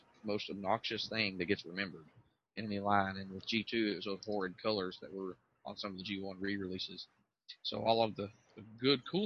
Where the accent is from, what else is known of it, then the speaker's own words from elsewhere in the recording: the South, United States; growing up in the South and being a car guy